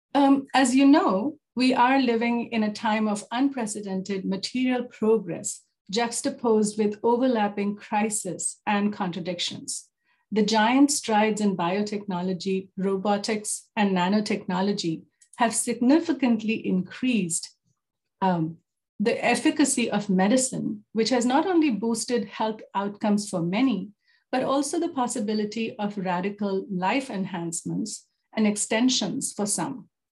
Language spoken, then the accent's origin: English; Jaipur, Rajasthan, India; moved away as an adult; also born or lived in New Delhi, India / South Africa; now in Canada; born and raised in Jaipur